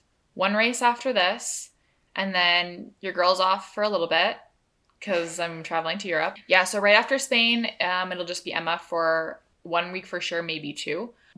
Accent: Canada; they know that we're Canadian

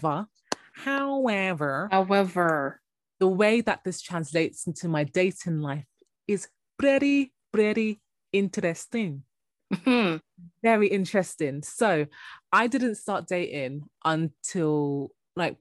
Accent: Jamaica; I'm Jamaican

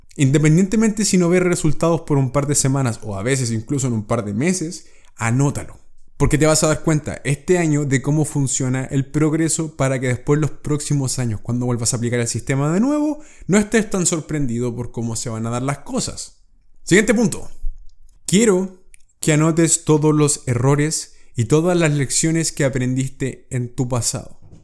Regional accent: Chile; Cuando viajé por primera vez a Estados Unidos y salí de Chile

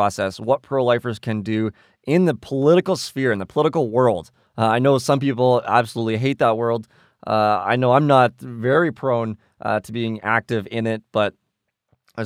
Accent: Canada; we are from Canada

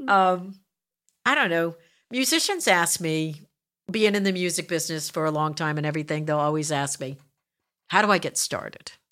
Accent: New Jersey, United States; grew up in South Jersey

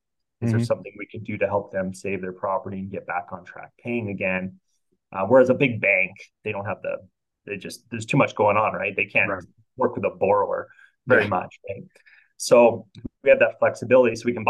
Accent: Canada; because I'm Canadian, I actually work with quite a few Canadian investors

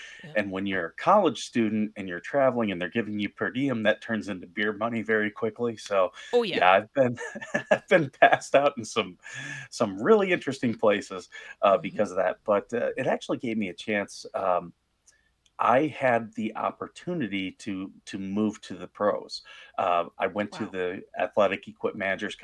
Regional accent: Toledo, Ohio, United States; I grew up in Toledo, Ohio

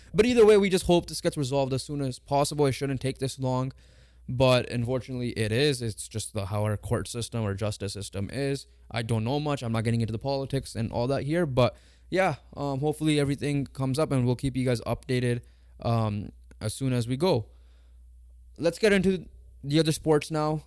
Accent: Canada; we're Canadian

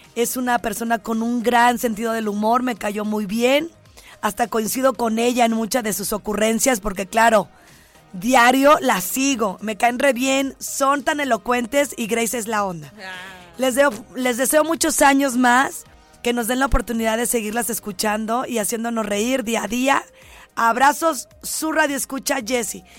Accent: Ciudad Guzmán, Jalisco, Mexico; el lugar donde yo nací

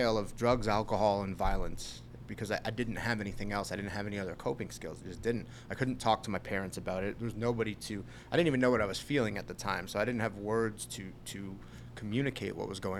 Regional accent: Long Island, New York, United States; Grew up Long Island, New York

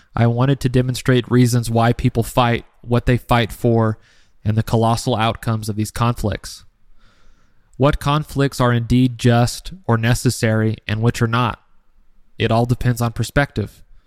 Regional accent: United States; as an American, I see the United States from a different perspective than those who live elsewhere in the world.

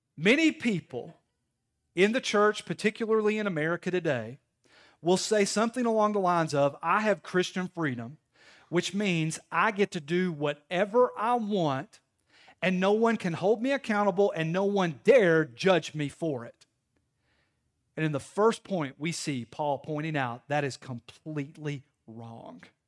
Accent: Knoxville, Tennessee, United States; I'm from Knoxville. I grew up in the inner city

